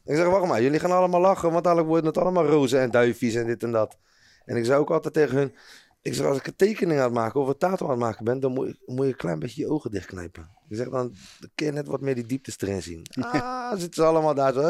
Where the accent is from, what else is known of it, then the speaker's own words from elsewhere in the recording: Rotterdam, South Holland, Netherlands; ik voel me ook echt een Rotterdammer